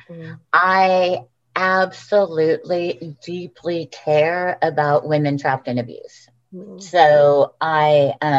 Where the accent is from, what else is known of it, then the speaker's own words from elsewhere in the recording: California, United States; moved away as an adult; also born or lived in Texas; now in Portland, United States; I grew up in California